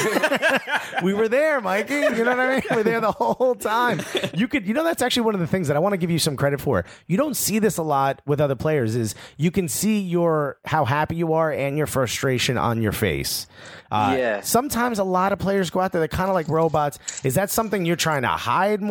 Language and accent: English; Newark, New Jersey, United States; I grew up in the North Ward of Newark, New Jersey